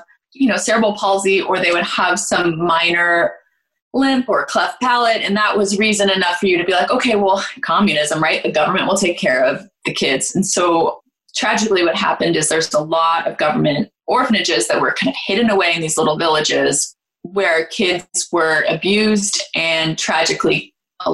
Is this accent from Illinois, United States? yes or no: no; near Berkeley, California, United States; I grew up near Berkeley, California